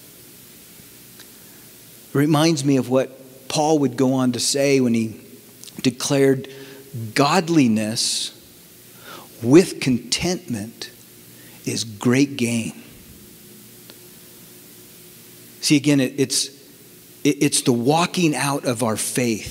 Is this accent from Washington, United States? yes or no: no; Bay Area, California, United States; born and bred in the Bay Area